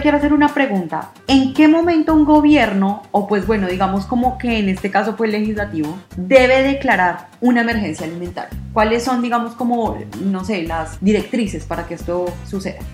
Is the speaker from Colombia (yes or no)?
yes; Colombia; now in Argentina; nosotros los colombianos